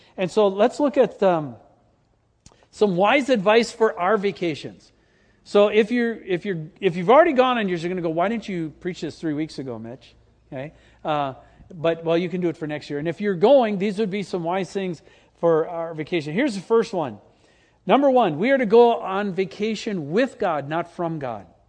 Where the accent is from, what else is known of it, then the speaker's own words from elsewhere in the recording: Green Bay, Wisconsin, United States; moved away; I grew up in Green Bay